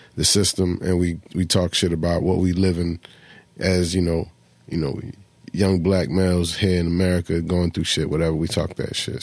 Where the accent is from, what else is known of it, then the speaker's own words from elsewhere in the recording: Philadelphia, Pennsylvania, United States; moved away as an adult; also born or lived in Florida; I was born in Philly